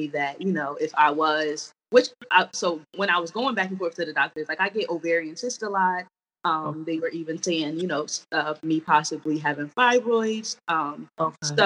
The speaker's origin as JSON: {"language": "English", "region": "New Jersey", "country": "United States", "moved": "yes", "lives_now": "DMV area, United States", "said": "We are from Jersey, living in the DMV area currently."}